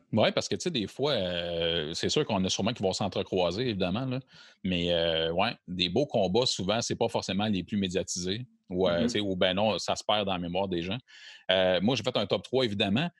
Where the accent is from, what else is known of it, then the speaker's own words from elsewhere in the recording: Quebec, Canada; on parle en tant que Québécois aussi, puis on est fiers